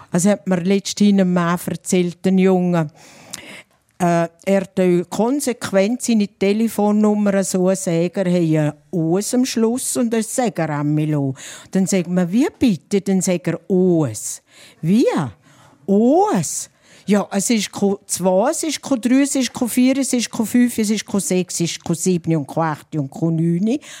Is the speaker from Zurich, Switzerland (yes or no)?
no; St. Gallen, Switzerland; Aber St. Galler Rindtal ist an der Grenze zu Österreich. Da hört man ganz früh den Unterschied. Und wir sind keine Österreicher, wir sind Schweizer.